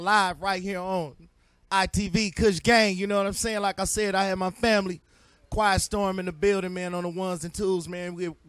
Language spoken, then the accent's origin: English; Alabama, United States; because I ain't from New York. I'm from Alabama.